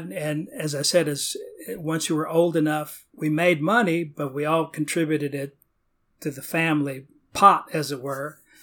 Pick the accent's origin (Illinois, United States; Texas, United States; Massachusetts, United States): Texas, United States; Petronila; also born or lived in Corpus Christi, Texas; now in Austin, United States; I grew up in Corpus Christi, which is a town along the Texas coast, uh, south of here. Uh, for my first six or seven, eight years of my life in Corpus Christi, but then we moved out into a rural, uh, town outside of Corpus Christi named Petronila.